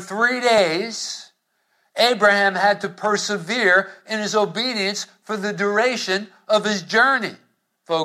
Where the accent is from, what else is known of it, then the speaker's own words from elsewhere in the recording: Hoboken, New Jersey, United States; growing up in Hoboken